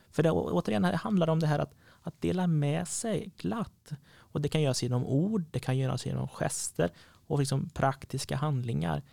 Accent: Sweden; Missionskyrkan när jag växte upp i Åring hade två anställda

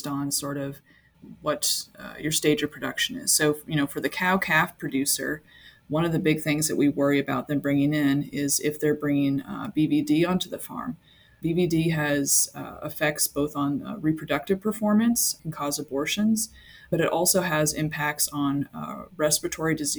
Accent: Iowa, United States; moved away as an adult; also born or lived in Georgia, United States; now in Saskatoon, Canada; I am originally from the States. I came from Iowa

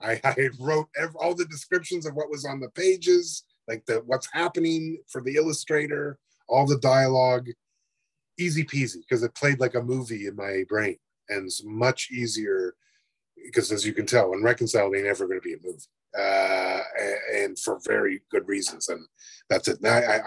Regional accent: Canada; I probably would say, like, I don't think I'm Canadian. I think I'm Anishinaabe, and that's sort of it. I do have a Canadian passport

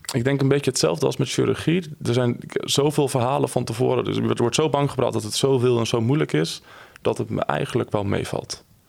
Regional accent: Drenthe, Netherlands; ik kom uit Drenthe en uh, daar ben ik geboren en getogen

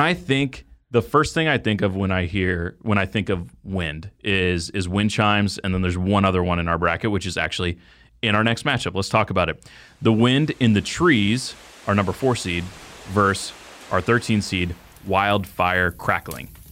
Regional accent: Dallas, Texas, United States; moved away; growing up in the Dallas Fort Worth area

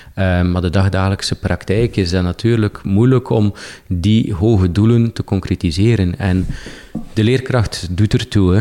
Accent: Poperinge, Flanders, Belgium; moved away as an adult; Ik heb niet, niet gekozen om bijvoorbeeld mijn, mijn geboortestad Poperingen achter me te laten

